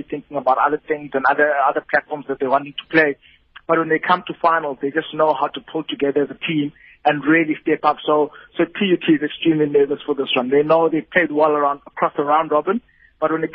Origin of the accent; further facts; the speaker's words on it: Eastern Cape, South Africa; I was born in the Eastern Cape, and I'm an Eastern Cape man